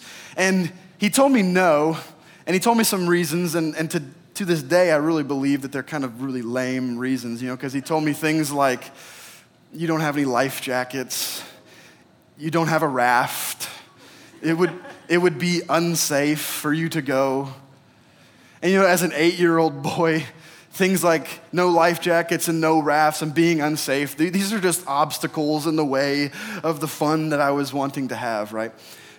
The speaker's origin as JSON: {"language": "English", "region": "Oregon", "country": "United States", "tie": "born or raised there", "said": "So I grew up in Oregon. And every year around Memorial Day, my family would take a trip with our church to a state park that was nearby."}